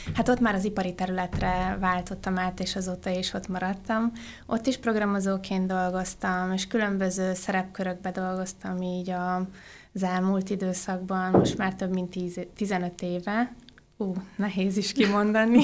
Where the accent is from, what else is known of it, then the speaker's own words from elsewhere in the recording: Oradea, Bihor County, Romania; moved away as an adult; also born or lived in Budapest, Hungary; now in Germany; Én Nagyváradon születtem, és Budapestre az egyetem után jöttem